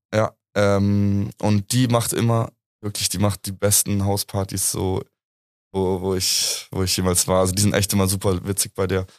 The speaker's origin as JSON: {"language": "German", "town": "Munich", "region": "Bavaria", "country": "Germany", "tie": "born or raised there", "said": "ich bin hier in München eigentlich aufgewachsen. Ich bin seit 23 Jahren hier am Start"}